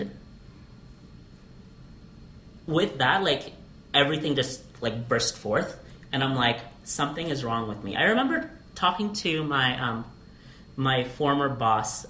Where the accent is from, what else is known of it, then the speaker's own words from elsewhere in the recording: Alaska, United States; also born or lived in Philippines; now in Las Vegas, United States; I'm a 1.5 generation Filipino mm. uh, via Alaska.